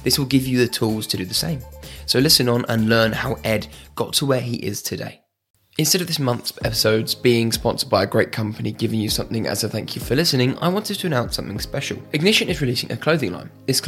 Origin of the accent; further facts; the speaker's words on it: United Kingdom; I know it's hard because we're British and talking about ourselves is hard